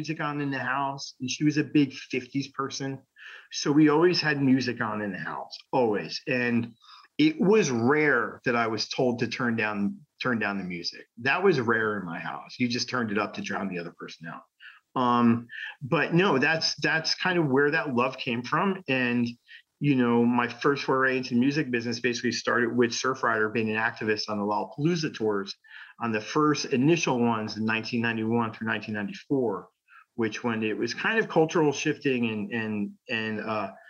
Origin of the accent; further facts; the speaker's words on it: Toms River, New Jersey, United States; I grew up in Toms River in the 80s